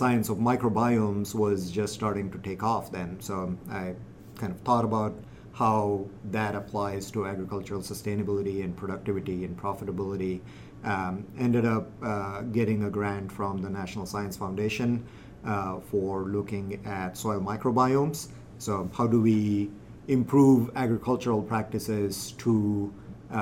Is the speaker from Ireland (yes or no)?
no; India; moved away; I'm originally from India, grew up in a big city